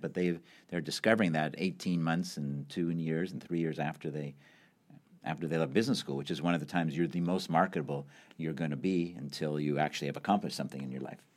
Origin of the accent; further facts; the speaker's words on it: Montreal, Quebec, Canada; moved away; also born or lived in London; I grew up in Canada, Montreal